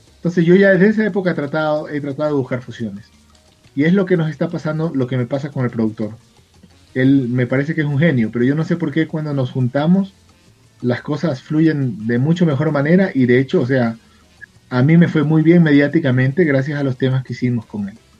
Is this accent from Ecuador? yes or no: yes; Guayaquil, Guayas, Ecuador; now in Quito, Ecuador; Yo soy guayaquileño, soy de la ciudad de Guayaquil, pero vivo en la capital.